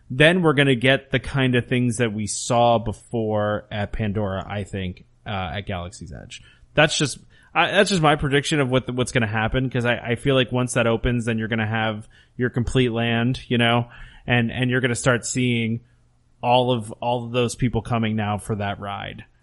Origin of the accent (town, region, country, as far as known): Canada